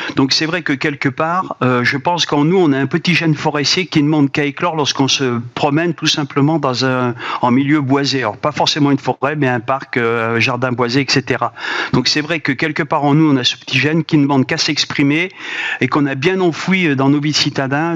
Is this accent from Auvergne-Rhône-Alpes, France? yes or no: yes; Auvergne-Rhône-Alpes, France; je suis originaire de la Haute-Auvergne